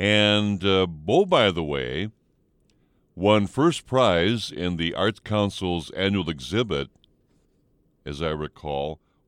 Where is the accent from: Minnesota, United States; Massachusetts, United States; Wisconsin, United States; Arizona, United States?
Minnesota, United States; Northwest; we're both from Northwest Minnesota.